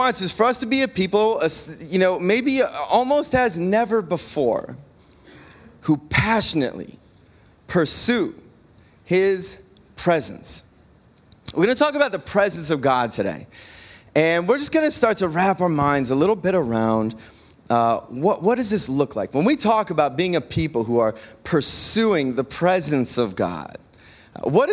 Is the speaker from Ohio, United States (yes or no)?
yes; Cleveland, Ohio, United States; moved away; I'm originally from the Cleveland area